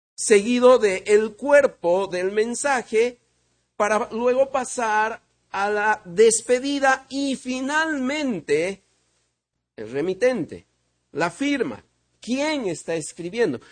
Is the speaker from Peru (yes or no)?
yes; Peru; vengo de Perú